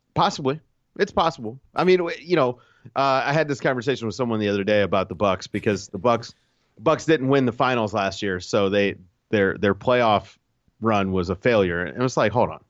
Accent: Virginia, United States; I'm from Virginia, and I grew up a Bulls fan

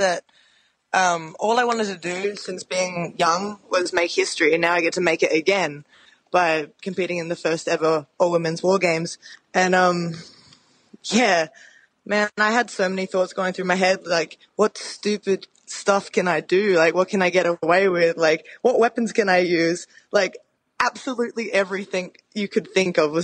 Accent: Adelaide, South Australia, Australia; moved away; I'm from Adelaide, South Australia

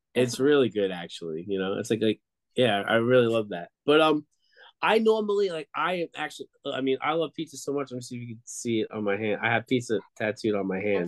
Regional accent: Long Island, New York, United States; moved away; I grew up in Long Island, New York, on the border of Queens near Belmont Racetrack

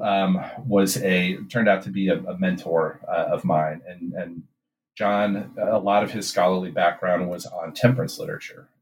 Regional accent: Midwest, United States; moved away as an adult; also born or lived in Kentucky; I grew up in the Midwest

